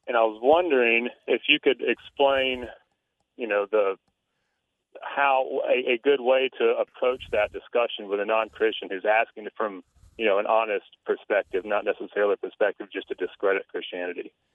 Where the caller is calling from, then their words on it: Savannah, Georgia, United States; I'm calling from Savannah, Georgia